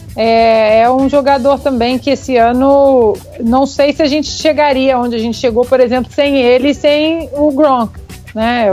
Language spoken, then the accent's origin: Portuguese; Minas Gerais, Brazil; Eu, como, como uma boa mineira